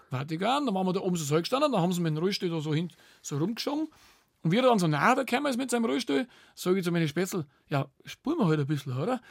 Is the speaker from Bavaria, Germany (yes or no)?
yes; Bavaria, Germany; bei uns in Bayern